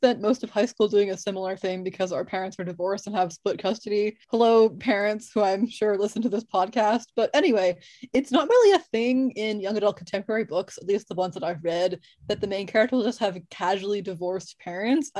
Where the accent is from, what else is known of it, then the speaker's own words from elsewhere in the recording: United States; I'm American